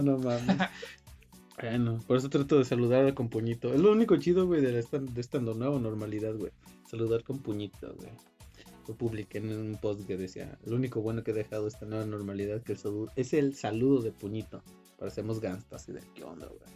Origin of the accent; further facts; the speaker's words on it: Mexico; aquí en México